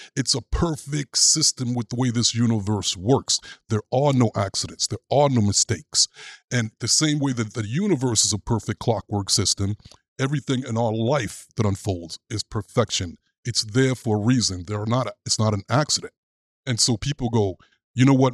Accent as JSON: {"language": "English", "town": "New York City", "region": "New York", "country": "United States", "tie": "born or raised there", "said": "As a kid growing up in Brooklyn"}